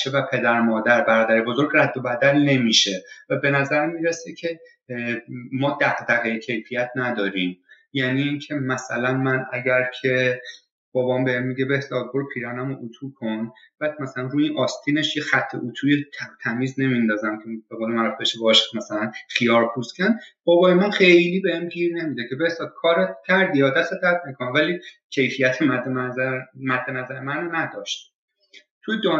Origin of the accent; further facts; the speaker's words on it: Iran; now in Canada; فضایی که حالا در مورد ایران صحبت میکنیم باز در مورد خودم میگم از بچگی که بزرگ میشیم